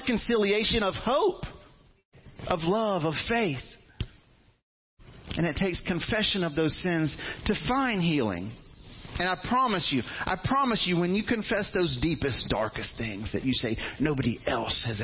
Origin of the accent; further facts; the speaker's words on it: Fairhope, Alabama, United States; all my life, I grew up in Fairhope. And, you know, I thought all Alabama was like Fairhope when I was a teenager.